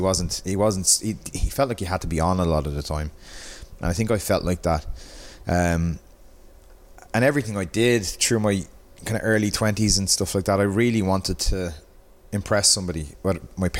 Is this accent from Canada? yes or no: no; Dublin, Leinster, Ireland; I was from Pier Street, in the city. I was in Marion College in Balls Bridge.